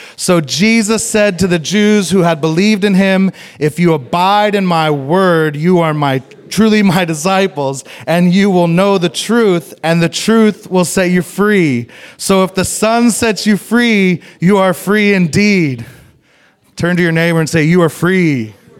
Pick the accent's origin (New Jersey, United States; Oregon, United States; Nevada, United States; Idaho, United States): Idaho, United States; moved away; it's where I'm from. I grew up in Idaho, so I went home to Idaho